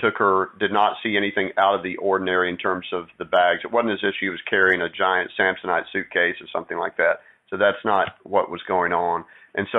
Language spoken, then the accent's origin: English; Texas, United States; moved away; I was born and raised in Texas